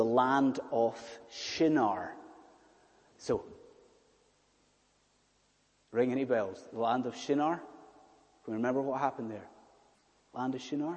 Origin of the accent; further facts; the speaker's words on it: Scottish Highlands, Scotland, United Kingdom; I'm a Scottish Highlander